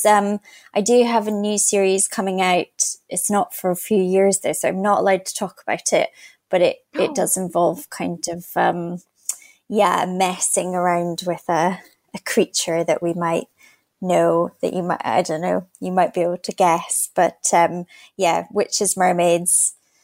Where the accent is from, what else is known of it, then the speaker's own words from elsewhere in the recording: Scotland, United Kingdom; also born or lived in Canada; we moved to Scotland